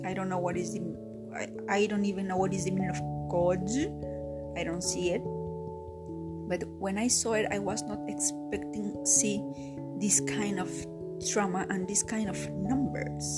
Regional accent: Peru; I am Peruvian, I am from Latin America

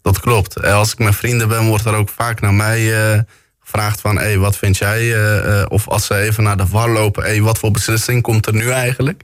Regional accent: Bergen op Zoom, North Brabant, Netherlands; geboren en getogen in Bergen op Zoom.

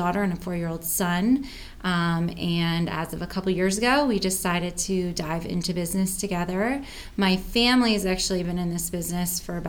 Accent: New Jersey, United States; moved away as an adult; also born or lived in Virginia; now in Forest, United States; I grew up in New Jersey, and I came to Virginia for college a number of years ago that I won't say now, but Dan and I met at JMU, and we moved back to the area in 2010.

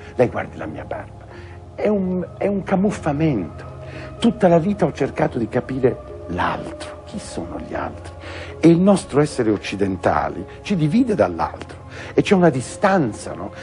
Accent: Italy; moved away as an adult; also born or lived in China / United States; Perché italiano, lavoravo per i tedeschi, avevo imparato il cinese in America

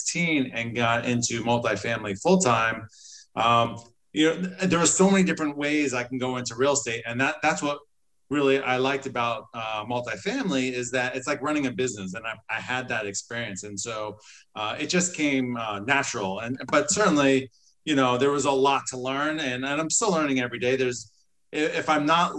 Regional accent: New Jersey, United States; I've always been an entrepreneur since I was a child growing up in New Jersey

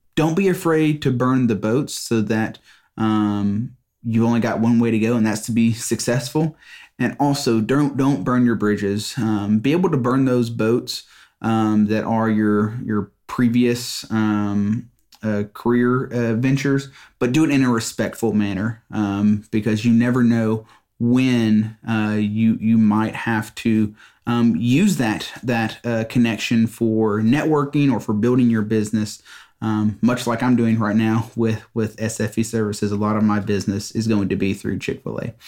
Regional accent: Mississippi, United States; I'm from Mississippi

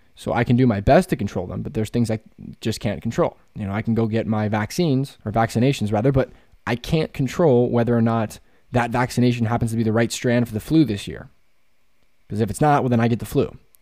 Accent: Pennsylvania, United States; also born or lived in West Virginia; I'm from Pennsylvania

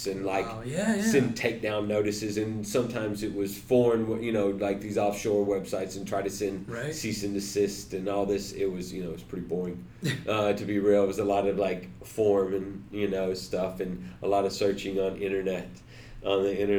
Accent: Texas, United States; moved away as an adult; also born or lived in Jacksonville, Florida; now in Los Angeles, United States; I'm from Texas originally

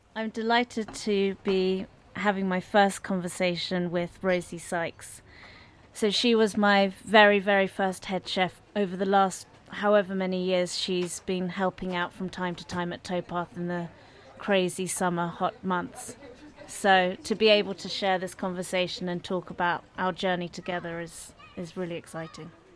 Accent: London, United Kingdom; I was born in London and grew up in London.

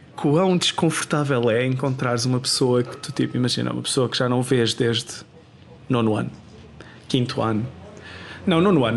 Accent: Portugal; moved away as an adult; now in Sweden; desde que saí de Portugal

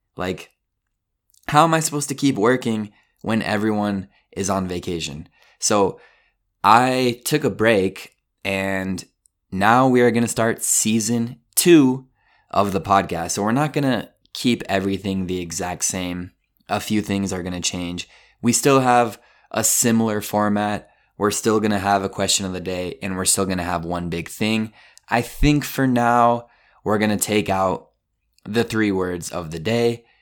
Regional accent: Colorado, United States; I'm from Colorado

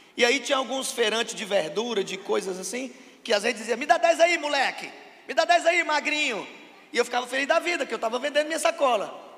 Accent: Russas, Ceará, Brazil; Eu sou de Russas, uma cidade a cento e setenta quilômetros de Fortaleza, na região semiárida do Vale do Jaguaribe

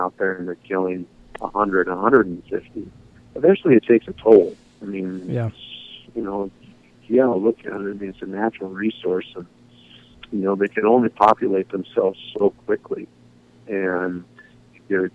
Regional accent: Boise, Idaho, United States; also born or lived in Fond du Lac, Wisconsin; now in Washington, United States; my folks moved us to Boise, Idaho, when I was in the fifth grade

